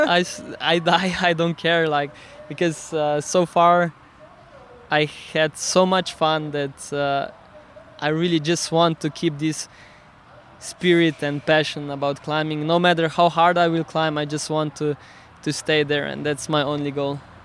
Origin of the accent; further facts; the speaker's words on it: Slovenia; English is a second language; i come from Slovenia so I consider myself a Slovenian